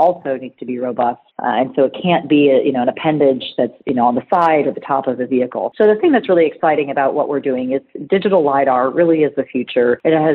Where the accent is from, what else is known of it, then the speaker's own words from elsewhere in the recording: California, United States; moved away as an adult; I'm a girl from California, though, so I'm one of those rare transplants that went east